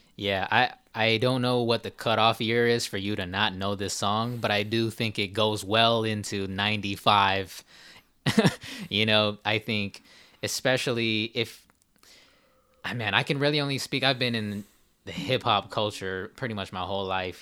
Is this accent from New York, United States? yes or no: no; California, United States; we're Asian from California, right. born in '92